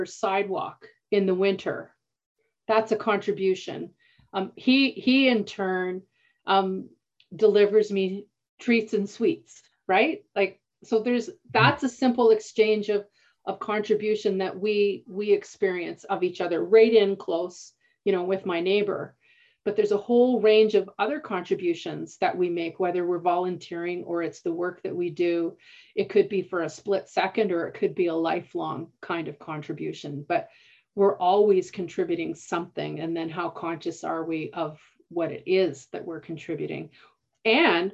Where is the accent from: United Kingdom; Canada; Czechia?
Canada; Canadian Prairies; I grew up in Canadian prairies